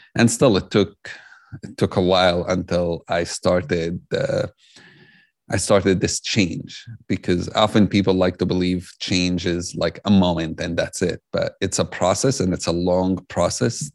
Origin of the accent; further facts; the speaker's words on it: Jerusalem, Palestine; I grew up in Jerusalem. I'm Palestinian